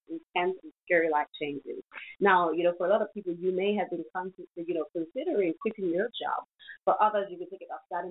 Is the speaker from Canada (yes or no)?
no; Nigeria; my country, Nigeria